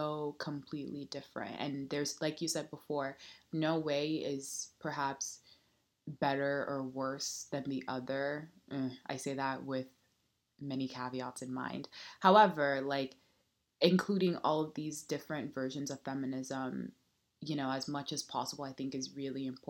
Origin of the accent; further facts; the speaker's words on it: Nigeria; moved away; we're both Nigerian and we both weren't born in the United States